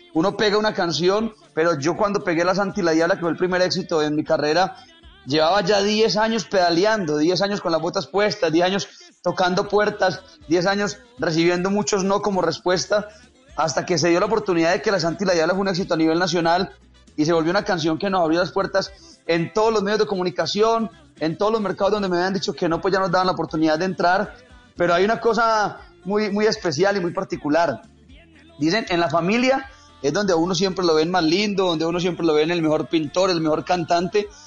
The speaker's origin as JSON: {"language": "Spanish", "town": "Cisneros", "region": "Antioquia", "country": "Colombia", "tie": "born or raised there", "also_born_or_lived": "Bello, Antioquia", "said": "yo nací en Bello. A los cuatro años nos fuimos a vivir a un pueblito que está acá al nordeste de Antioquia. Se llama Cisneros."}